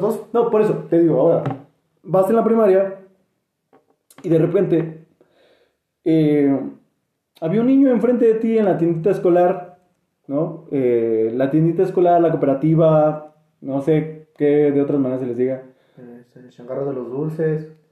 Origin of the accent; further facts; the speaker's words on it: State of Mexico, Mexico; Cuando radicas, radicas en el Estado de México